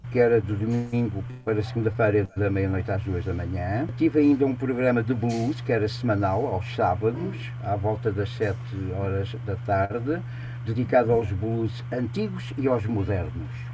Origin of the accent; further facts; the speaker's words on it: Angola; moved away; nasci em África, nasci na selva, nasci no mato mesmo